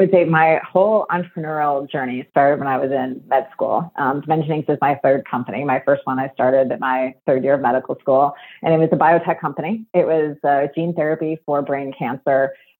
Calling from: Chicago, Illinois, United States; From Chicago, Illinois.

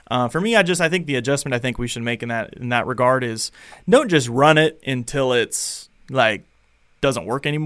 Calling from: Logan, Utah, United States; calling from Logan, Utah.

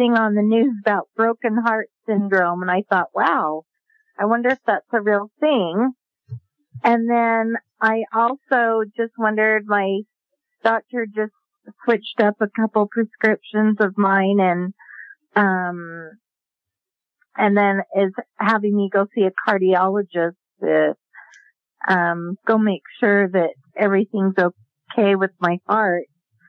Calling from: Sandy, Utah, United States; I'm from Sandy, Utah.

